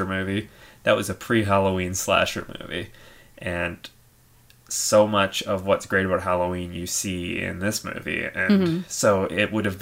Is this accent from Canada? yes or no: yes; Canada; us being Canadians